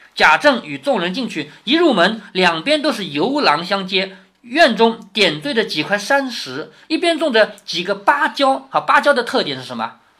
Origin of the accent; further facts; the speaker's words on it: China; 我们中国人都喜欢那种祥云那种感觉